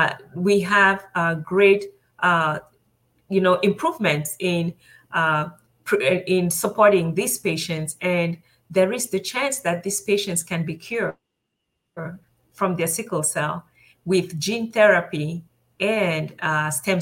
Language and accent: English; Cameroon; now in United States; I was born in Cameroon. That's a country. It's in West Africa